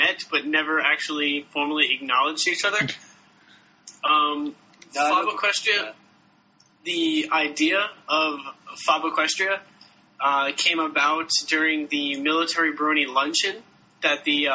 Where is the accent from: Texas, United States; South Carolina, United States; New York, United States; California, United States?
New York, United States; now in Quantico, Virginia, United States; I am originally from New York